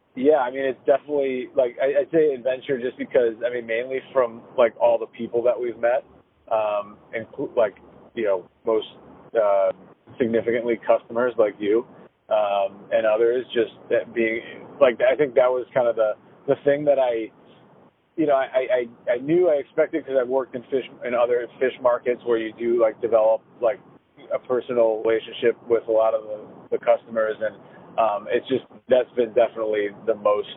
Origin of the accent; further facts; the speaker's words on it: Chicago, Illinois, United States; moved away as an adult; also born or lived in Boston; now in Providence, United States; I'm from Chicago and moved to Boston in like 2013 or 2014.